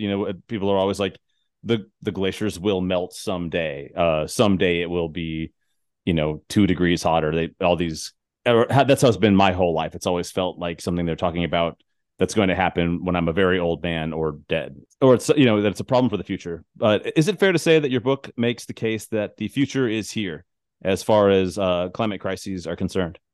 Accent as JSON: {"language": "English", "town": "Tucson", "region": "Arizona", "country": "United States", "moved": "yes", "said": "I'm originally from Tucson, Arizona"}